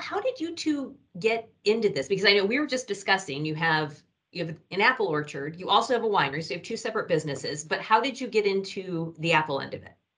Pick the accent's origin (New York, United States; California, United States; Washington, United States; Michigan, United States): Michigan, United States; now in Ohio, United States; I grew up in Michigan, which was even worse.